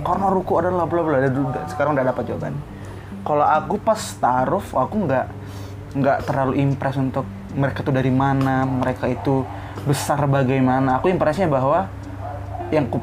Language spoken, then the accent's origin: Indonesian; Lubuk Pakam, North Sumatra, Indonesia; now in Medan, Indonesia; Pakam ya, pindah udah, dari